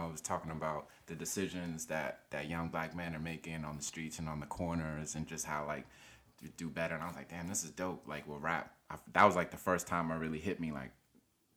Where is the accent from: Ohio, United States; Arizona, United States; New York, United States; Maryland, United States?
Maryland, United States; Silver Spring; also born or lived in Nigeria; I'm from Nigeria, West Africa, and I grew up in Silver Spring, Maryland.